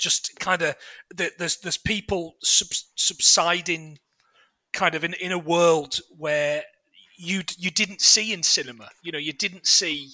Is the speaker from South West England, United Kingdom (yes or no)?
no; Nottingham, East Midlands, United Kingdom; I'm from Nottingham